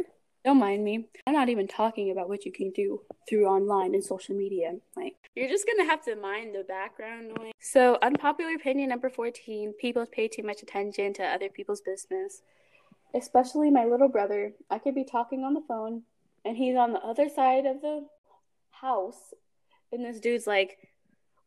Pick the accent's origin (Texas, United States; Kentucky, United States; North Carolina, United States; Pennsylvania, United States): Texas, United States; also born or lived in Nigeria; I'm from Nigeria, and I'm also from Texas. I was born in Texas.